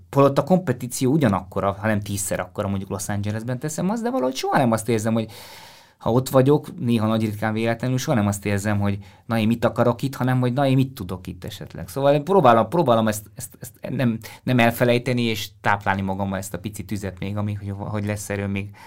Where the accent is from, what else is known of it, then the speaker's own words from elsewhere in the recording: Strasbourg, Grand Est, France; born there; Én, én a francia kultúrából jöttem először, tehát Strasbourgban is születtem, meg az volt az első idegennyelv, amit jobban beszéltem